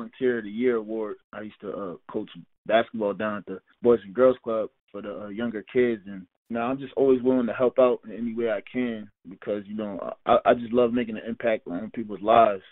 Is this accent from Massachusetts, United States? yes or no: no; Newburgh, New York, United States; the city of Newburgh, where I grew up